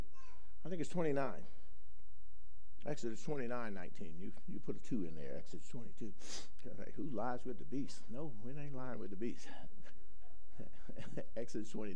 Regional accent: the South, United States; moved away; I grew up in the South

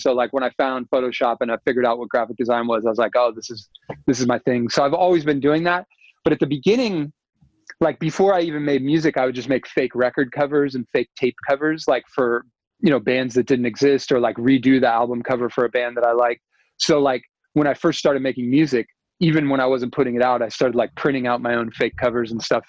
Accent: United States; I'm American

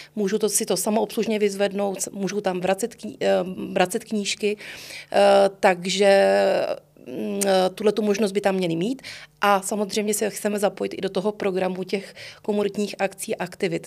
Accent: Prague, Czechia; vyrůstala jsem eh, na letné a pro mě moji spolužáci a já, my jsme vlastně na Letné a Volešovicích trávili až do těch 18 let

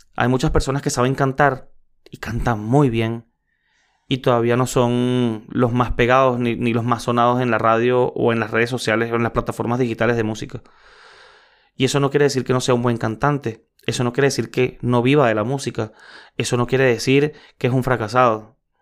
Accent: Venezuela; soy venezolano

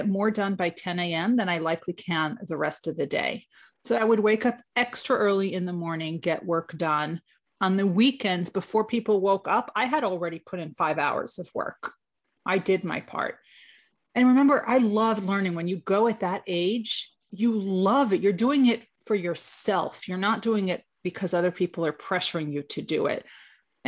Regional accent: New York, United States; I am from New York

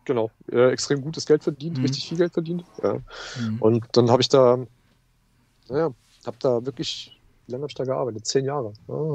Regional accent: Leipzig, Saxony, Germany; moved away as an adult; now in Ruhr area, Germany; Ich komme aus dem Osten, ja. Ich bin gebürtiger Leipziger, ja.

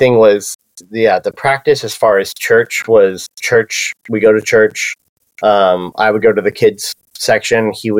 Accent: Encinitas, California, United States; I grew up in Cardiff and Encinitas area, North County, San Diego.

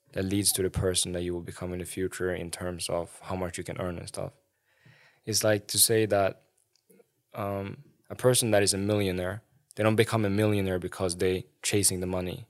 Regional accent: Sweden; I remember when I was growing up in Sweden

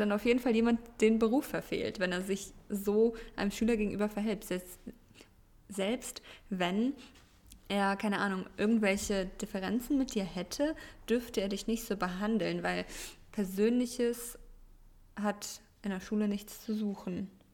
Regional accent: Germany; first language Russian; German is a second language; Ich wurde zwar in Deutschland geboren, habe bis auf mein Amerika-Jahr ja auch mein Leben lang in Deutschland gelebt

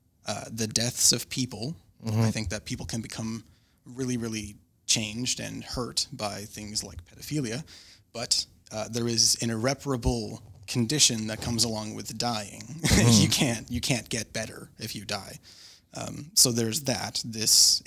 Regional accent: Canada; I'm also Canadian

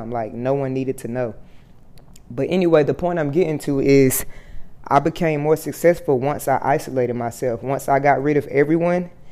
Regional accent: Fort Worth, Texas, United States; moved away as an adult; also born or lived in Atlanta / Miami, Florida; I moved back home to Texas. You know, I'm from Fort Worth, Texas

